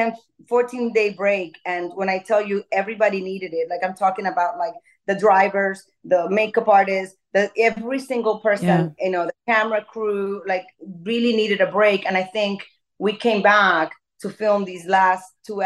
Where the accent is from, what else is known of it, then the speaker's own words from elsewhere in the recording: Dominican Republic; growing up in Dominican Republic